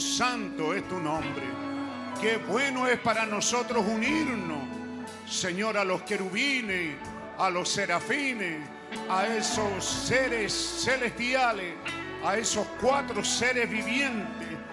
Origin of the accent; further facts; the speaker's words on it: Chile; somos, re chilenos